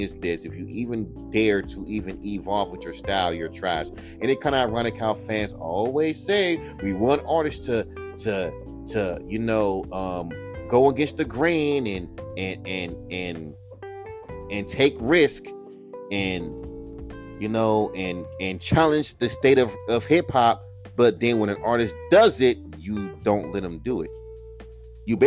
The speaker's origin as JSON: {"language": "English", "region": "California", "country": "United States", "said": "I'm from California."}